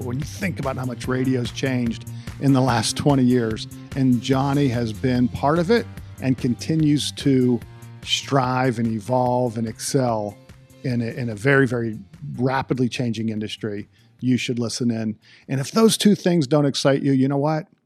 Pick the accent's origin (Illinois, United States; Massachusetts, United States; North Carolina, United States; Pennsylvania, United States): Pennsylvania, United States; Johnstown; I grew up in Johnstown